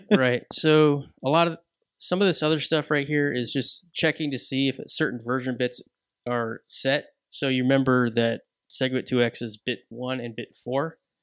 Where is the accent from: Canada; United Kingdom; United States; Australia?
United Kingdom; I am British